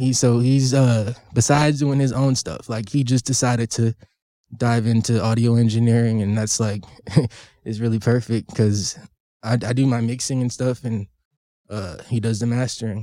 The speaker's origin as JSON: {"language": "English", "region": "California", "country": "United States", "moved": "yes", "lives_now": "Washington, United States", "said": "I'm from California"}